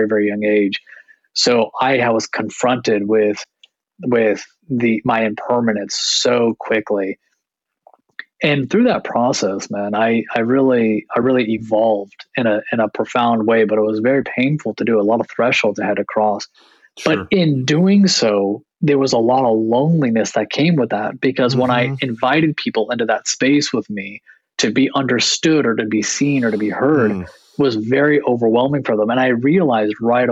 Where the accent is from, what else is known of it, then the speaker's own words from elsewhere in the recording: United States; also born or lived in Canada; growing up in America, being born in Canada, but having family traditionally from India